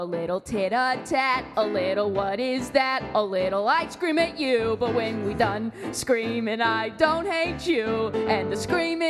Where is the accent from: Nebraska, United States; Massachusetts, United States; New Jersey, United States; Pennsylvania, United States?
Massachusetts, United States; Boston; also born or lived in Hawaii; And then I was born in Boston, obviously.